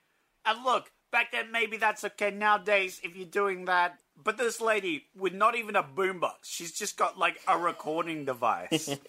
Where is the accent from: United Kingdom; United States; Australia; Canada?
Australia; I'm Australian